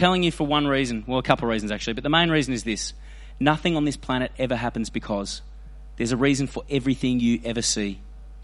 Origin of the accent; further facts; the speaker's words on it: Australia; I'm Aboriginal, but I'm Australian